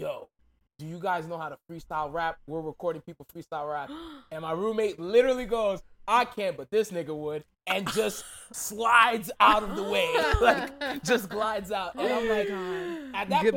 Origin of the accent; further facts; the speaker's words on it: Brentwood, New York, United States; also born or lived in Park Slope, Brooklyn / Haiti (family); Then my family moved to Brentwood, Long Island. So I was raised in Brentwood